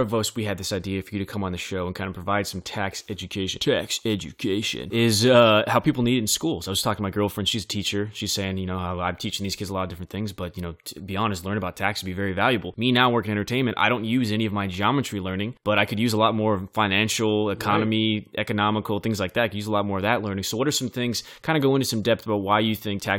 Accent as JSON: {"language": "English", "town": "Bakersfield", "region": "California", "country": "United States", "said": "You got kids from where I'm from Bakersfield"}